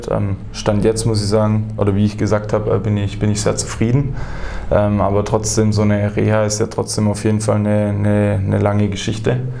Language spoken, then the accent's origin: German; Heilbronn, Baden-Württemberg, Germany; Also ich komme äh, direkt aus Holkheim, bin, bin in Heilbronn geboren, das werden wahrscheinlich ein paar Leute